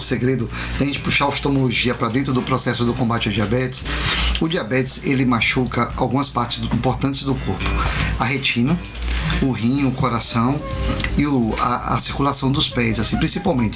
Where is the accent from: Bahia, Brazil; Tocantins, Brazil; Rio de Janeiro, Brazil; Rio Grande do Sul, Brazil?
Bahia, Brazil; Itabuna; eu cresci ali, quando não era assaltado é. ainda, jogava bola ali